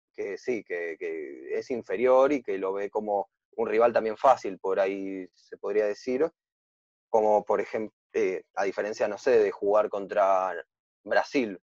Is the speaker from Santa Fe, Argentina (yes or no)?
no; Buenos Aires, Argentina; yo soy de Buenos Aires